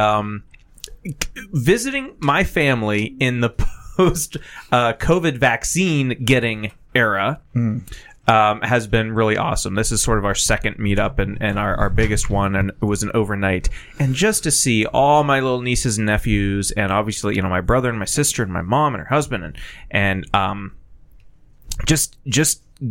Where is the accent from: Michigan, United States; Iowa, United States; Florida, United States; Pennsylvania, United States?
Pennsylvania, United States; Titusville; I went to Titusville, Pennsylvania, my hometown